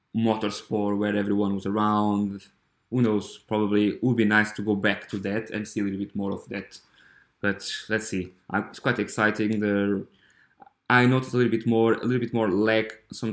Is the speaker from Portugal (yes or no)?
yes; Coimbra, Centro, Portugal; I'm from Coimbra, I'm from Portugal